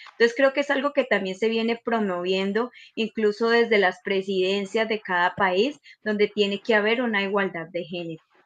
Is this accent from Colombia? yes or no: yes; Colombia; moved away as an adult; now in Santiago, Chile; yo soy colombiana